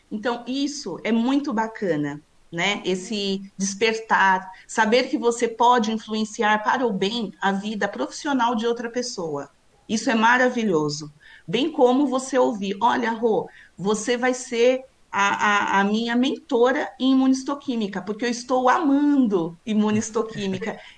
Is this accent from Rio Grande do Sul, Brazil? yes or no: no; São Paulo, Brazil; É, eu sou de São Paulo, sempre a... morei aqui, né?